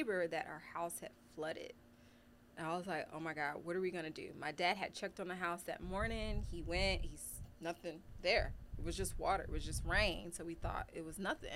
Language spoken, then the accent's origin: English; Philadelphia, Pennsylvania, United States; now in Texas, United States; I grew up in Philadelphia